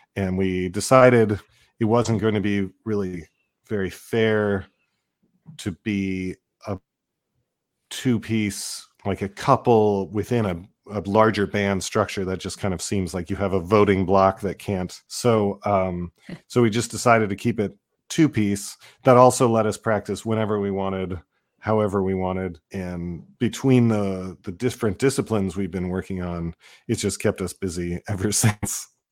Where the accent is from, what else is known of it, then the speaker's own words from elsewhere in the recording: Seattle, Washington, United States; I come from Seattle, and there was the, just, just a fantastic scene there